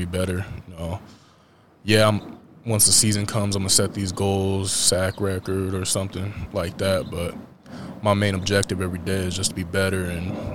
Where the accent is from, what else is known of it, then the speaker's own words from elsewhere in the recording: Colorado, United States; moved away as an adult; also born or lived in Kearney, Nebraska; back in my home state.